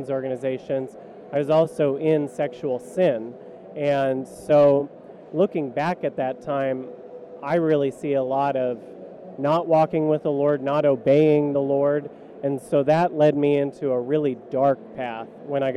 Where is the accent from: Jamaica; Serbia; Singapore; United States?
United States; California; I grew up in California